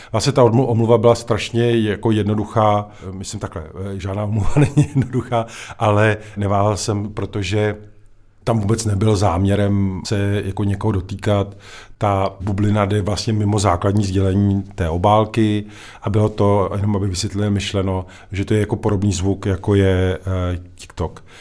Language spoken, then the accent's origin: Czech; Czechia; my sice se umíme jako Češi smát